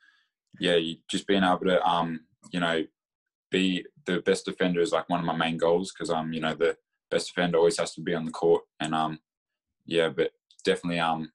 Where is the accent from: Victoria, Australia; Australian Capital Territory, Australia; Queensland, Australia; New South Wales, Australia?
Victoria, Australia; Bendigo; I'm from Bendigo